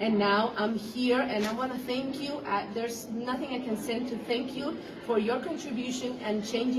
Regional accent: Dominican Republic; moved away; I'm a single mom from Dominican Republic.

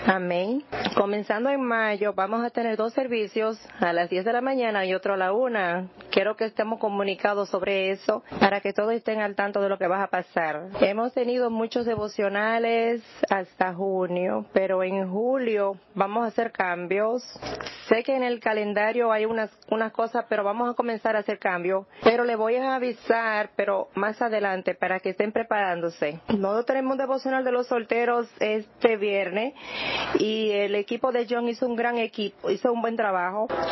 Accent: Nebraska, United States; now in New York, United States; Yo crecí en Nebraska

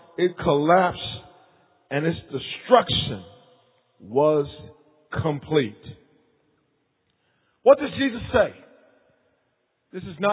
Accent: Wilmington, North Carolina, United States; born or raised there; moved away

